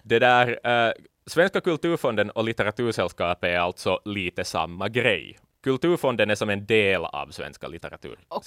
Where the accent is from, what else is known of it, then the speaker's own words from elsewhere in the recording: Finland; vi finlandssvenskar